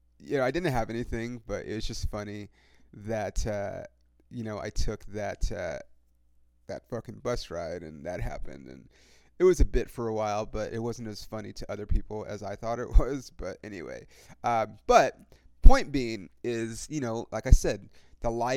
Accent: California, United States

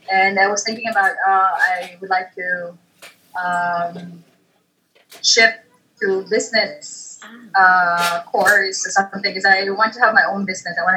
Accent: Cebu City, Central Visayas, Philippines; moved away as an adult; now in Manila, Philippines; I was born in Cebu, grew up there, stayed there for 24 years, and then they decided to come back to Manila

